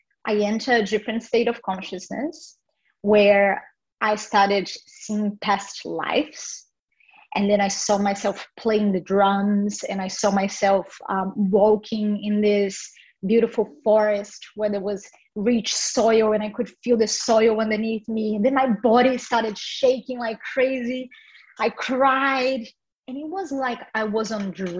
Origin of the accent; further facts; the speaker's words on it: Brazil; I was born in Brazil